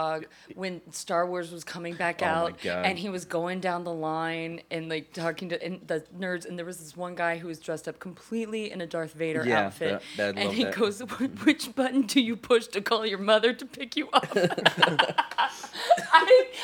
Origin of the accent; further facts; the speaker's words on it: Texas, United States; moved away as an adult; growing up in Texas